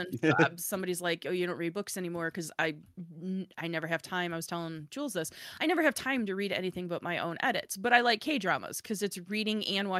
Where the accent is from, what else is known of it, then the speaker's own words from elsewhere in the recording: Chicago, Illinois, United States; I'm Chicago blunt. Love it or not, I'm originally from Chicago and I've had so many people be like, wow, you're really blunt.